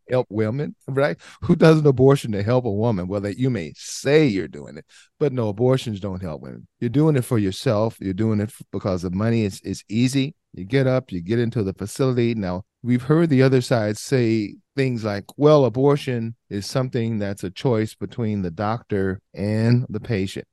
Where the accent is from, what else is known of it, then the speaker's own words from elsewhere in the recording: Southern California, United States; a guy born and raised in Southern California, inner city, lower socioeconomic area